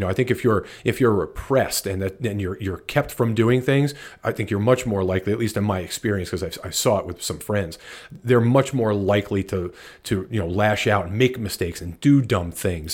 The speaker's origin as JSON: {"language": "English", "region": "New Jersey", "country": "United States", "tie": "born or raised there", "also_born_or_lived": "Atlanta, Georgia", "moved": "as an adult", "said": "I was born in New Jersey"}